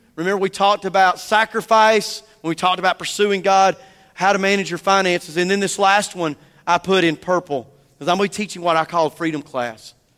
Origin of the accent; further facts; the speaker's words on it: the South, United States; I'm a Southerner